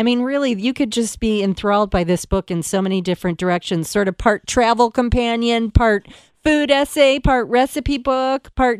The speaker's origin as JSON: {"language": "English", "region": "Michigan", "country": "United States", "said": "I'm from Michigan"}